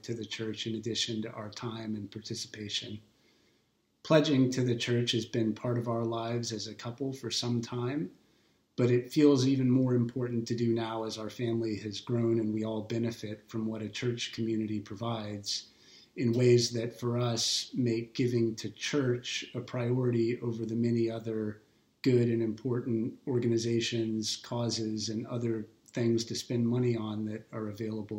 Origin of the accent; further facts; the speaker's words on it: Ohio, United States; now in Boston, United States; We actually met at our church where we grew up in Ohio in the youth group